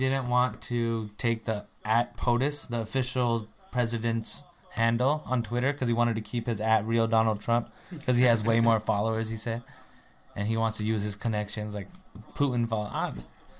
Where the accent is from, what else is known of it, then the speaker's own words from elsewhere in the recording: India; accent: Indian; now in United States; Because my Indian accent couldn't get my green card.